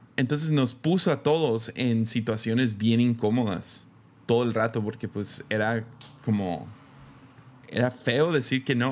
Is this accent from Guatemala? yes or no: no; Mexico; como mexicano